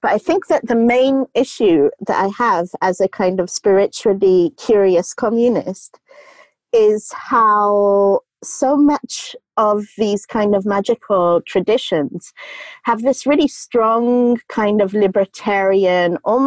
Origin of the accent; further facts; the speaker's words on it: Goa, India; I grew up in Goa with hippie parents